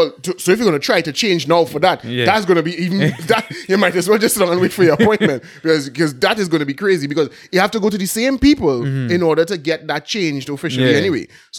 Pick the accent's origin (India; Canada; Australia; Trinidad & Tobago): Trinidad & Tobago; Belmont, Port of Spain; Yeah. Well, I'm from Port of Spain, so I mean... Yeah. I'm from Belmont, bro, so that's why I'm registered to vote anyway.